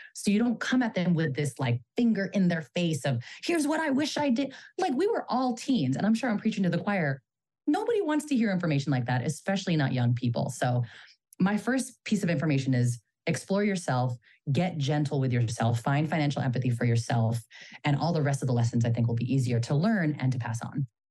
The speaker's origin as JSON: {"language": "English", "area": "Bay Area", "region": "California", "country": "United States", "said": "I'm a Filipino American daughter of immigrants from the Bay Area"}